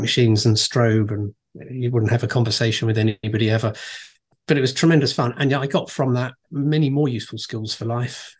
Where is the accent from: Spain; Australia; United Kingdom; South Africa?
United Kingdom; Reigate, South East England; also born or lived in Brighton / Farnham; I was born and raised in a place called Reigate, which is next to a place called Redhill, also in Surrey